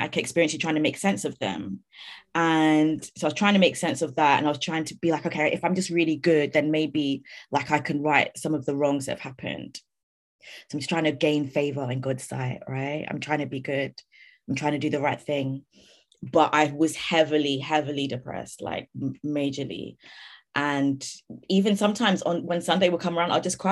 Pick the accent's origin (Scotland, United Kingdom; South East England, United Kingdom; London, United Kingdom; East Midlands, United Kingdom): London, United Kingdom; I grew up in London